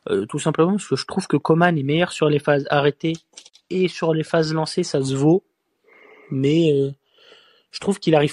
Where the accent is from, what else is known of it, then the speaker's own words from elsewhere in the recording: Marseille, Provence-Alpes-Côte d'Azur, France; Je suis Marseillais, hein, mais je préfère pas voir Gendouzi titulaire euh, pendant cette Coupe du Monde.